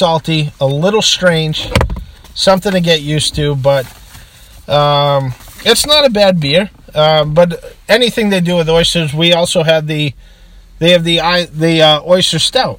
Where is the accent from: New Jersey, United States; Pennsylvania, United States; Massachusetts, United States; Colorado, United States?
Massachusetts, United States; Boston; accent: Boston; I've been called … before on my Snapchat account because I do have a nice Boston accent.